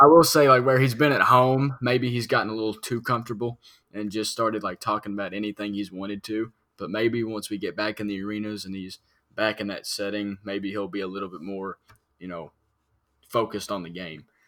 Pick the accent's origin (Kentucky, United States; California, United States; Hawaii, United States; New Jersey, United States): Kentucky, United States; Harrodsburg; my hometown, Harrodsburg